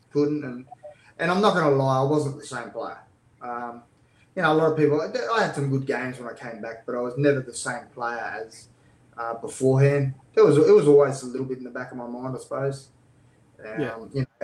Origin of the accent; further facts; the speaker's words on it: Blackwater, Queensland, Australia; moved away; I'm a kid from Blackwater that was told I was too small as kids